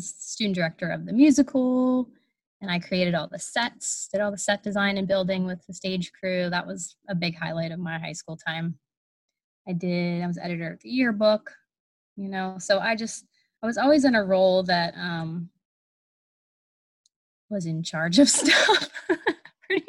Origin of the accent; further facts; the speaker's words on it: New Brighton, Pennsylvania, United States; I grew up in a little town that I currently live in, New Brighton, Pennsylvania.